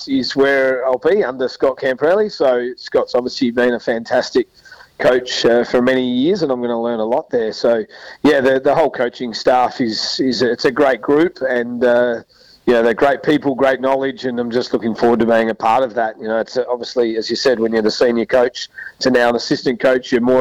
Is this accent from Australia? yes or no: yes; South Australia, Australia; we're both Mallee boys as well. We're from the Murray Mallee